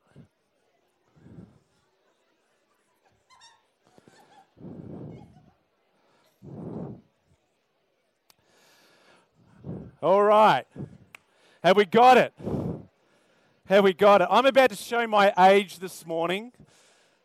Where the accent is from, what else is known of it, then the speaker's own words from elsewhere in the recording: South Australia, Australia; now in Queensland, Australia; I'm from South Australia originally, so I love the AFL